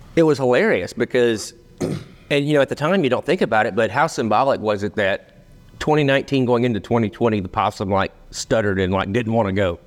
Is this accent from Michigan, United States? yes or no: no; Rome, Georgia, United States; So, Berry College, so we're both from Rome, Georgia